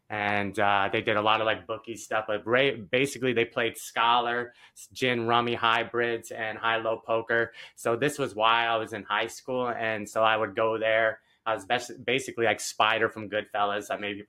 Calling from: St. Augustine, Florida, United States; also born or lived in Albany; I'm in St. Augustine, Florida, right outside Jacksonville, more near Jacksonville. Yeah, that's where I'm calling in from.

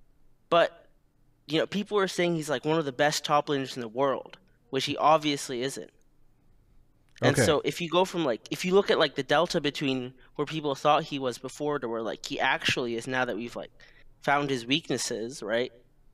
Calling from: Gainesville, Florida, United States; Gainesville, Florida.

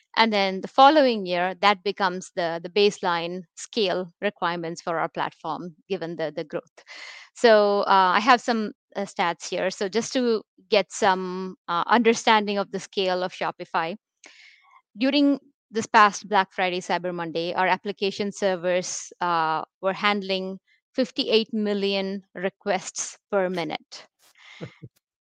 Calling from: India; I'm joining the show from India.

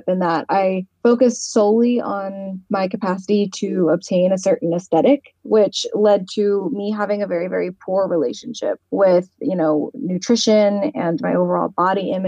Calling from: Virginia, United States; I am calling from Virginia in the United States of America.

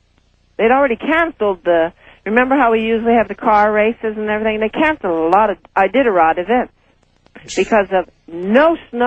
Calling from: Anchorage, Alaska, United States; Hi, I'm calling from Alaska.

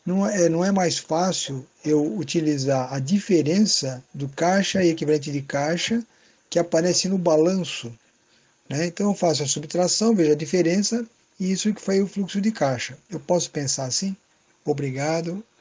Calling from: São Paulo, Brazil; sou aqui de São Paulo

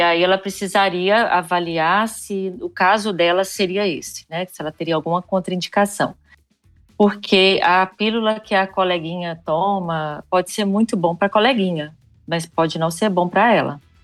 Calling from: Goiânia, Goiás, Brazil; Eu falo de Goiânia.

